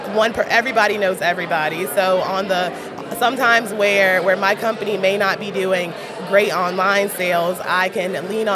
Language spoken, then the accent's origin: English; Port St. Lucie, Florida, United States; now in Tallahassee, United States; I am from the Treasure Coast. So I am from Port St. Lucie, Florida.